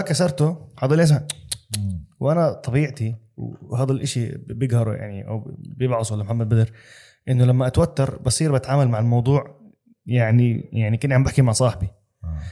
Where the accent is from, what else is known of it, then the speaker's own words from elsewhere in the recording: Amman, Amman Governorate, Jordan; now in Dubai, United Arab Emirates; انا اردني